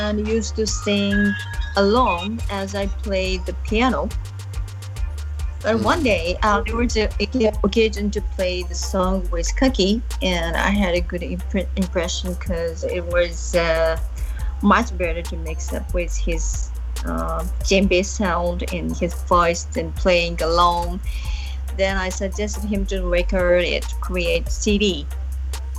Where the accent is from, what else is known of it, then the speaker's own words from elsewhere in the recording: Hyogo, Japan; I'm from Hyogo.